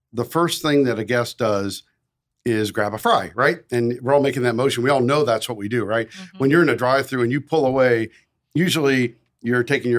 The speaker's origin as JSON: {"language": "English", "town": "St. Louis", "region": "Missouri", "country": "United States", "tie": "born or raised there", "also_born_or_lived": "Washington, D.C.", "moved": "as an adult", "lives_now": "Wichita, United States", "said": "a job at a catering company in St. Louis, Missouri, and my hometown"}